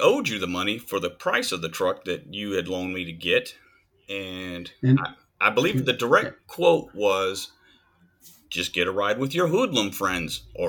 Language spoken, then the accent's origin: English; Alabama, United States; also born or lived in California, United States; I was born in California while my dad was in Vietnam. My dad was born in Mississippi while his dad was in World War II. So moved to Alabama, grew up.